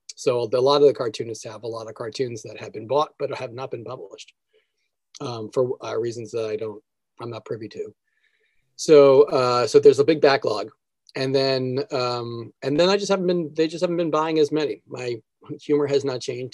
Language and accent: English; New Jersey, United States; also born or lived in New York; growing up in New Jersey, I think it was one of those things my with my family when they raised me